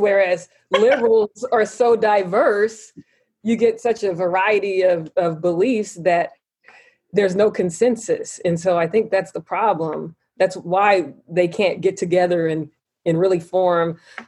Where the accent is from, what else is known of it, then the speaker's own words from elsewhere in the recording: the South, Texas, United States; moved away; I grew up in the South